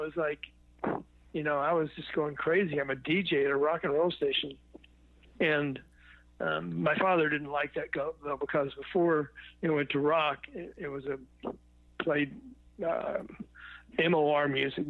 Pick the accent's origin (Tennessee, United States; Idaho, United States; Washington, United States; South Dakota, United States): Tennessee, United States; Memphis; born there; Probably when I was about 10 years old, because I was born in Memphis, Tennessee.